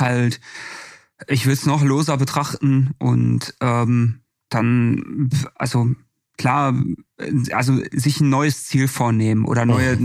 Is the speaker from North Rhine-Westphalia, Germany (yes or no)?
yes; Bochum, North Rhine-Westphalia, Germany; now in Stuttgart, Germany; meine Heimat Bochum